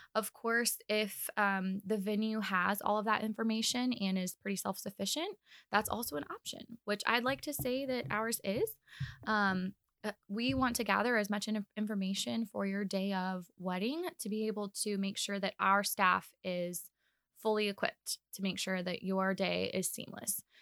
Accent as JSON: {"language": "English", "town": "Kansas City", "country": "United States", "moved": "as an adult", "lives_now": "Omaha, United States", "said": "I'm actually from Kansas City, so def, I'm still new in my mind to Omaha. I've only been here for about two years."}